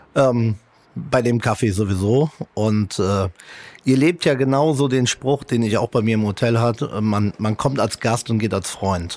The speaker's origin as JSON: {"language": "German", "country": "Italy", "moved": "yes", "lives_now": "Germany", "said": "Als Italiener"}